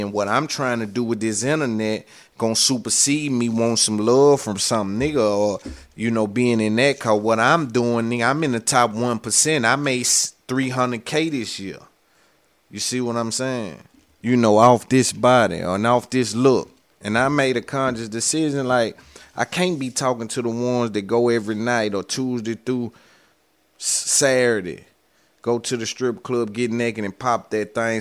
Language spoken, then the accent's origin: English; the South, United States; I'm from the South